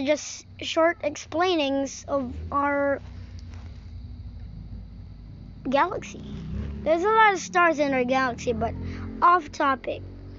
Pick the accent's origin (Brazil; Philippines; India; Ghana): Philippines; English is a second language; I'm in the Philippines. Yeah. I'm not American. I was born here in the Philippines